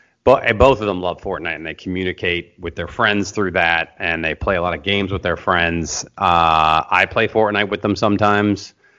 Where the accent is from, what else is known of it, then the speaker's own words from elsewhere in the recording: Seattle, Washington, United States; now in Los Angeles, United States; And I've been here in LA for 20 years. I came from Seattle, Washington, go Seahawks.